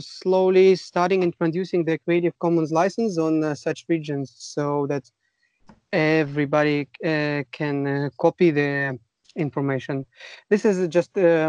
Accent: Russia; accent: Russian; English is a second language; I apologize for my accent. It's a Russian accent. We are both from Russia.

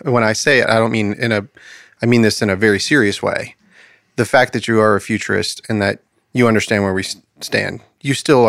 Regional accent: United States; I'm an American

